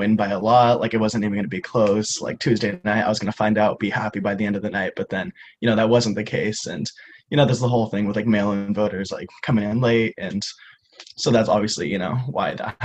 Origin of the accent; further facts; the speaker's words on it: Medford, Oregon, United States; moved away as an adult; now in Portland, United States; I am here from Medford, Southern Oregon